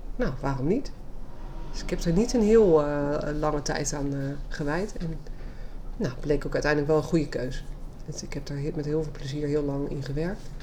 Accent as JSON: {"language": "Dutch", "town": "Leiden", "region": "South Holland", "country": "Netherlands", "tie": "born or raised there", "said": "geboren en getogen Leidse"}